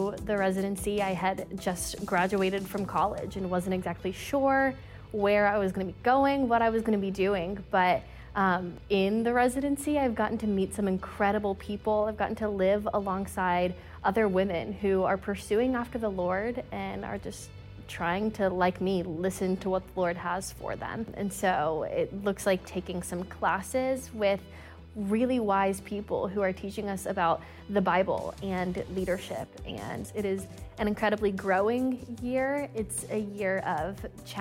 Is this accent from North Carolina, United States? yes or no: yes; Greenville, North Carolina, United States; moved away as an adult; I am from Greenville, North Carolina. And so I just moved here right before doing the residency